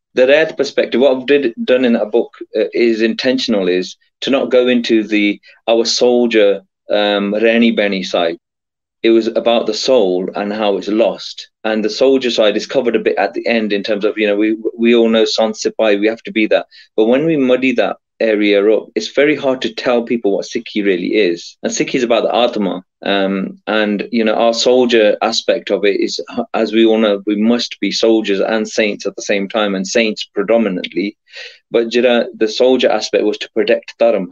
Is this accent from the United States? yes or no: no; England, United Kingdom; I was born in England, grew up here